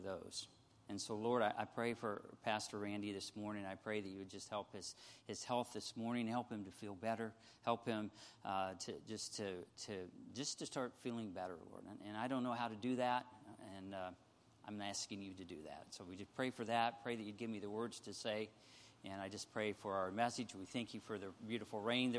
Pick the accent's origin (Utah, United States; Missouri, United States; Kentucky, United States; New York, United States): Missouri, United States; we're from Missouri here